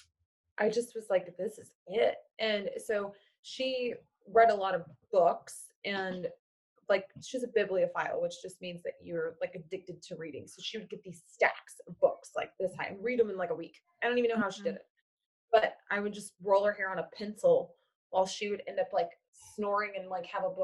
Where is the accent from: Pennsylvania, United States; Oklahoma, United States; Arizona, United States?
Oklahoma, United States; moved away as an adult; now in Portland, United States; I'm originally from Oklahoma, and then I moved to Oklahoma City